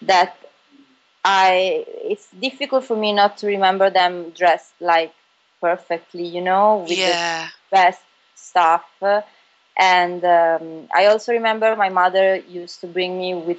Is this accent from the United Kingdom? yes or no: no; Bari, Apulia, Italy; moved away as an adult; also born or lived in Milan; I was born and raised in Bari, which is a town in the South Italy, Puglia.